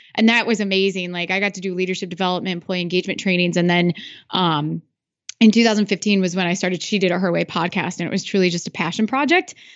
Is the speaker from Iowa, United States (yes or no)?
yes; Iowa, United States; I'm from Iowa